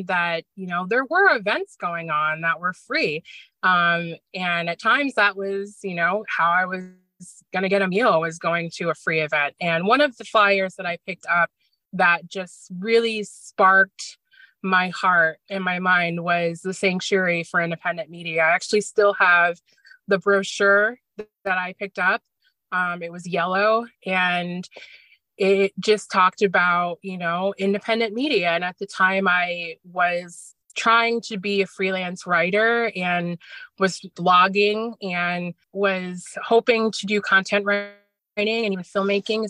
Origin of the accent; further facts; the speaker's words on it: Scottsdale, Arizona, United States; moved away as an adult; now in Schenectady, United States; I'm originally from Scottsdale, Arizona, and I was, just turned 21 and was ready to just get out of my childhood hometown